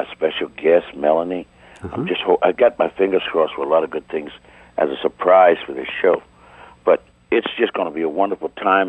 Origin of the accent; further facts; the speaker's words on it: Philadelphia, Pennsylvania, United States; moved away; I'm from Philadelphia, Pennsylvania.